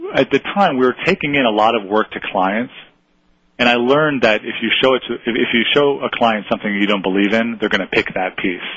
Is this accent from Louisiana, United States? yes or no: no; Buffalo, New York, United States; I grew up in Buffalo